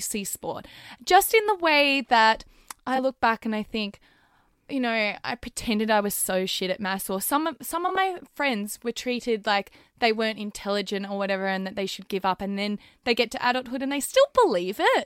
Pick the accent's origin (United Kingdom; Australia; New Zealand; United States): Australia; growing up in Australia